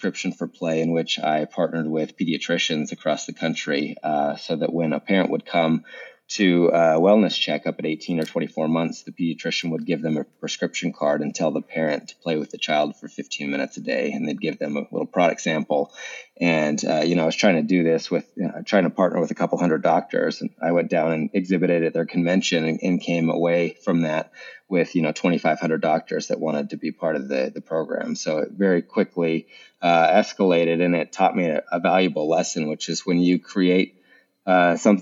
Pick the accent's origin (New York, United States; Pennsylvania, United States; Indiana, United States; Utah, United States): Utah, United States; I grew up in Utah